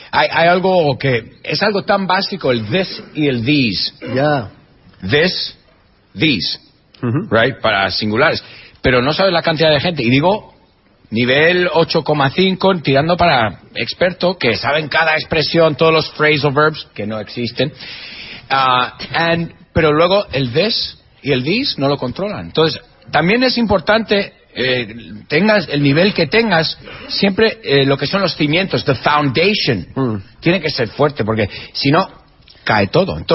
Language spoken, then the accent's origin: Spanish; Spain; Eh, españoles, yo soy español, y no somos gente vergonzosa.